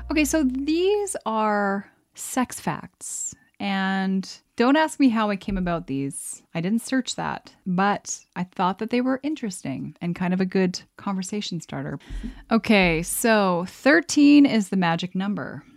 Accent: Canada; I'm from Canada

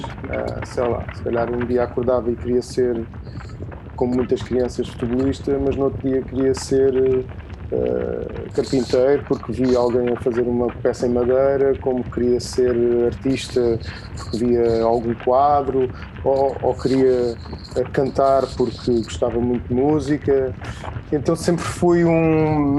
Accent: Setúbal, Portugal; also born or lived in Lisbon; Estou aqui na minha terra, ah, na minha casa, na Setúbal é sempre a minha casa

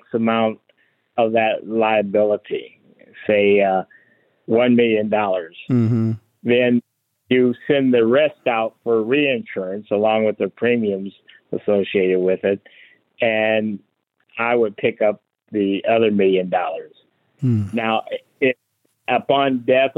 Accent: Fort Wayne, Indiana, United States; moved away as an adult; I'm from Fort Wayne, Indiana, and my hometown

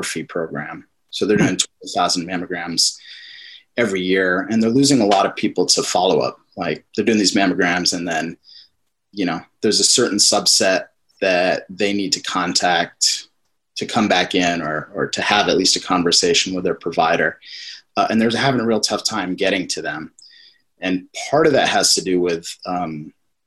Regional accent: Arizona, United States; also born or lived in England; now in California, United States; I grew up mostly in Arizona

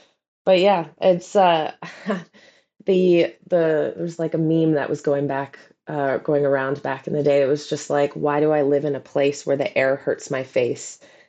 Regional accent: Canada; now in London, United Kingdom; But I'm Canadian, so I actually thrive in the cold.

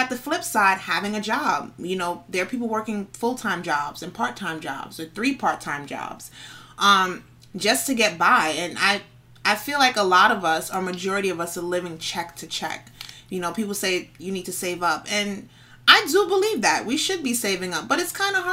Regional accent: New York City, New York, United States; I'm from the Bronx, born and raised

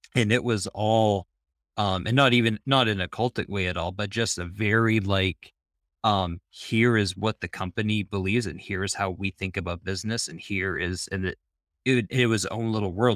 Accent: Maine, United States; moved away as an adult; also born or lived in Florida / Charlotte; now in Charlotte area, United States; I grew up in Maine

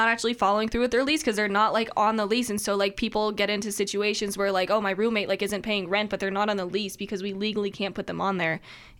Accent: Japan; moved away; Like, I was born in Japan, and like sushi is my jam.

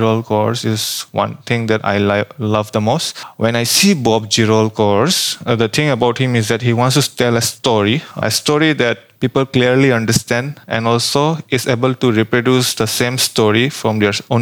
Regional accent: Assam, India; moved away as an adult; now in Bangalore, India; I'm from India

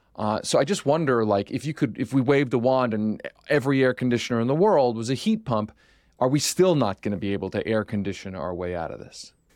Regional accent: Philadelphia, Pennsylvania, United States; When I was growing up in Philadelphia

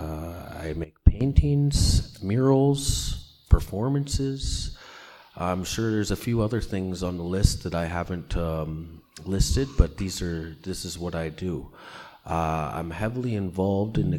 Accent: Siksika Nation, Alberta, Canada; I am from the Siksika Nation

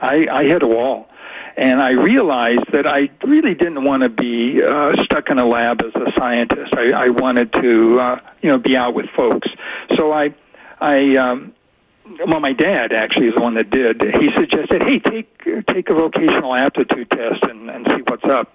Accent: Southern California, United States; also born or lived in Kansas City, Missouri / Arizona; now in Camptonville, United States; most of my life I was raised in Southern California

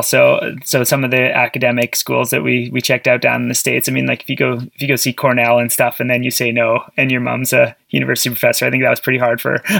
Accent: Sudbury, Ontario, Canada; I grew up in Ontario, Sudbury, Ontario

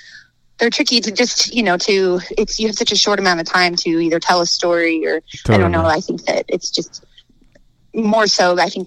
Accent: Reno, Nevada, United States; a good friend of ours, who we grew up with in Reno

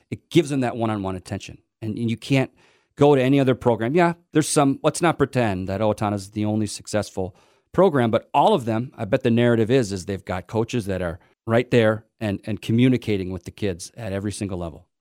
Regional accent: just outside Winona, Minnesota, United States; now in Owatonna, United States; I grew up with him just outside Winona

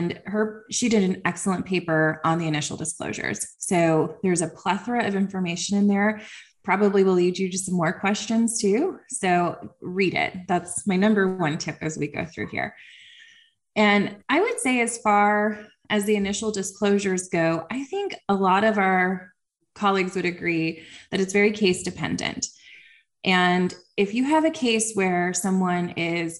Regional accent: Nebraska, United States; also born or lived in Ohio; now in Texas, United States; I am actually from Nebraska

